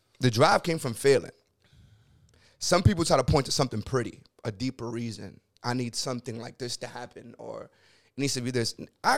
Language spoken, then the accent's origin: English; Connecticut, United States; Like, I'm from Connecticut.